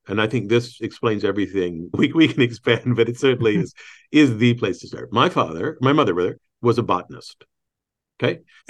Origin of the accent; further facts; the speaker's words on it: Michigan, United States; accent: Southern Indiana; also born or lived in Indiana; I think we're both Midwesterners. I was born in Indiana, raised in Michigan, and actually had a Southern Indiana accent, which I worked with a voice teacher to get rid of when I was in my 30s, I think.